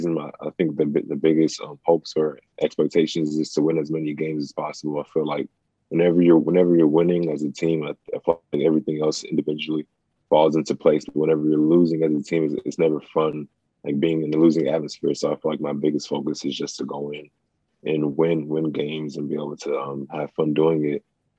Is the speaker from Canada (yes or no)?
no; Nigeria; Honestly, I don't know. I think it's maybe genetics, or maybe because I'm from Nigeria.